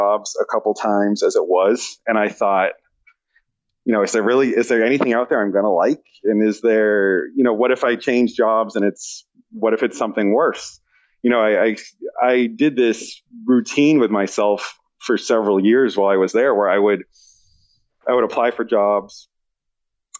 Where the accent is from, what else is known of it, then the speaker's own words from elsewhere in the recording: East Coast, United States; moved away as an adult; now in West Coast, United States; I'm from the East Coast.